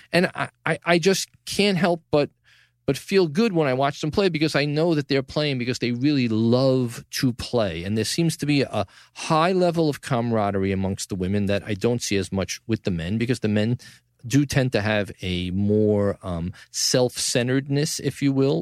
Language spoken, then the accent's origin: English; New York City, New York, United States; From the Gotham Podcast studio in the heart of downtown New York City, my hometown, Tribeca, the greatest city